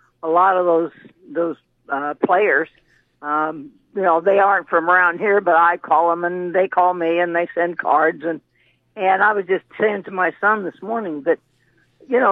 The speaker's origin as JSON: {"language": "English", "town": "Exira", "region": "Iowa", "country": "United States", "tie": "born or raised there", "said": "I'm from Iowa"}